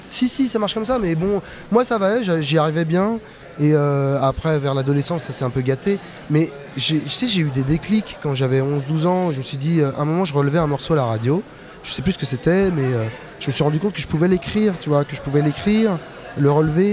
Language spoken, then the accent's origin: French; Meudon, Île-de-France, France; also born or lived in Paris; je suis né en 76 à Paris. J'ai mon père qui est venu et ma mère qui sont venus euh, des Antilles euh, en 63 18 ans. Mon père est un agent de la RATP. On a grandi à Meudon, une banlieue bourge